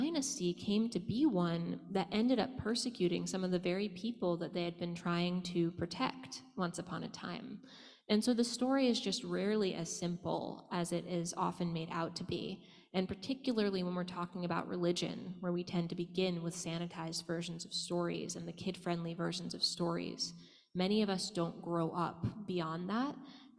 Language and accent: English; the South, United States; I grew up in the South and I didn't have that much Jewish community